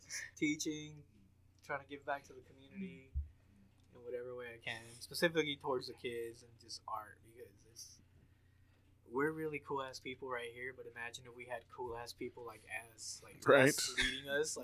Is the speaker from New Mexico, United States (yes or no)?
no; Los Angeles, California, United States; I was born in Hollywood